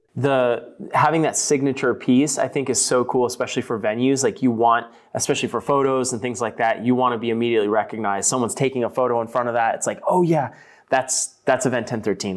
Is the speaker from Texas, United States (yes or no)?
yes; Pembroke, Texas, United States; now in California, United States; I was actually born and raised in Pembroke and, um, you know, lived there for sixteen years or so before moving here to California